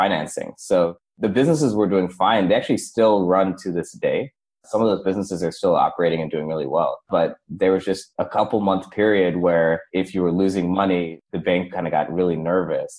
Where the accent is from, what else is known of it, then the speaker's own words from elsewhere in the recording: St. Louis, Missouri, United States; I was born and raised in St. Louis, Missouri